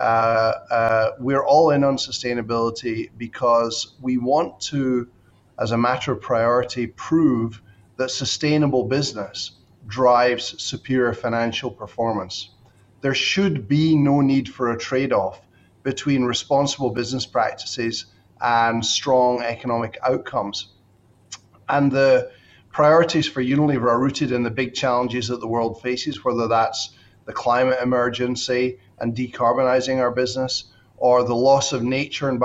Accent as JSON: {"language": "English", "region": "Scotland", "country": "United Kingdom", "tie": "born or raised there", "also_born_or_lived": "United States / Bangkok / Shanghai / Singapore", "moved": "as an adult", "said": "I'm Scottish by birth and education"}